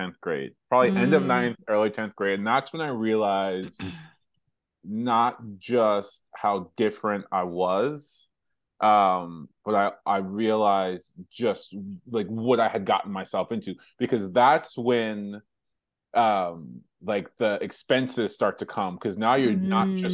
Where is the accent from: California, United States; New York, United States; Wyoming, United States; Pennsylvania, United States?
New York, United States; Hempstead; I grew up in Hempstead, New York, and born and raised there.